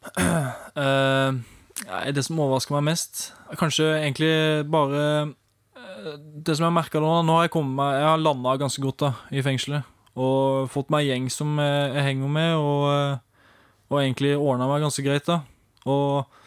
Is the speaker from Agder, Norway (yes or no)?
yes; Arendal, Agder, Norway; jeg kommer fra nabobyen rett ved sida, Arendal